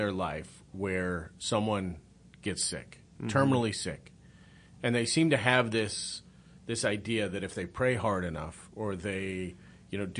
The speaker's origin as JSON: {"language": "English", "town": "Pierre", "region": "South Dakota", "country": "United States", "tie": "born or raised there", "said": "growing up in South Dakota"}